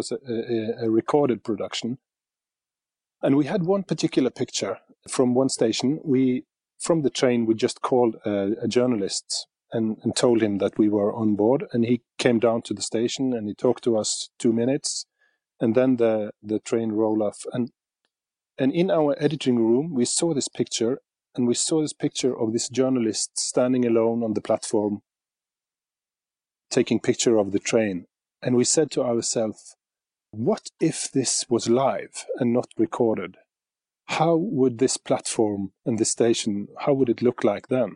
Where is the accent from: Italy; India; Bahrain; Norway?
Norway; Bergen, Vestland; Bergen, my hometown